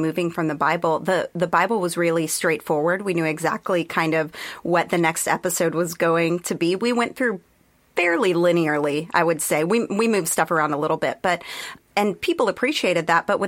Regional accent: Texas, United States; I grew up in Texas

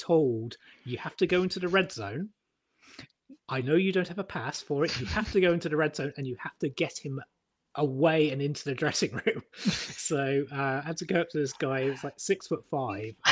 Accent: Plymouth, South West England, United Kingdom; also born or lived in Sutton; I spent my teenage years in Plymouth. I was born in Sutton

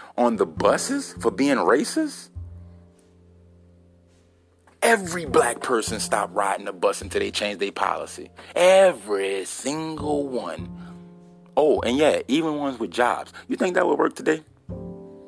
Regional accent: United States; I'm an American

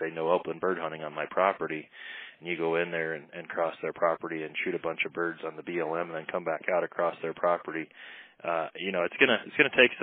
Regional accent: Iowa, United States; now in Montana, United States; growing up in Iowa

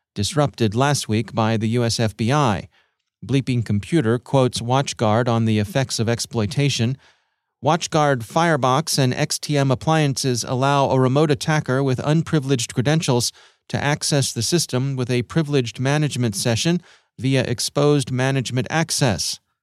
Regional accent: Maryland, United States; here in our home state of Maryland, uh, my home state

